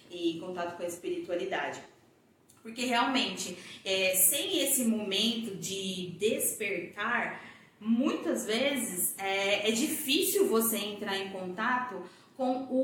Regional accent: Goiânia, Goiás, Brazil; moved away as an adult; also born or lived in São Paulo; eu sou goiana e quando eu tinha mais ou menos 22 para 23 anos, eu fui embora de Goiânia, fui embora para São Paulo, fui morar em São Paulo

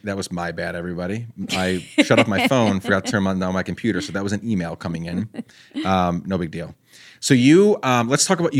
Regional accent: Guatemala; moved away; I grew up out of the country. So I grew up in Guatemala.

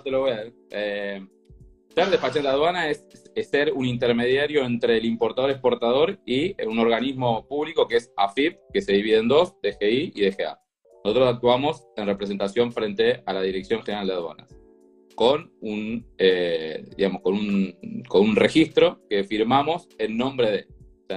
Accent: Lanús, Buenos Aires Province, Argentina; soy, soy de Lanús, hincha de Lanús

